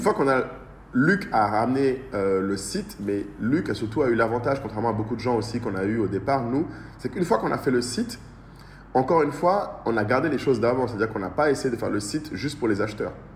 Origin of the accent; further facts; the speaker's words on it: Bamako, Mali; moved away as an adult; also born or lived in Paris / Lille / Abidjan; J'ai grandi à Bamako euh, depuis que je suis tout petit jusqu'à mon lycée, jusqu'à mon bac.